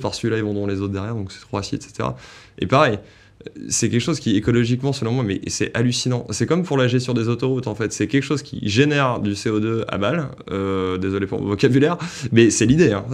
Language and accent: French; France; moved away; also born or lived in Paris; je viens de province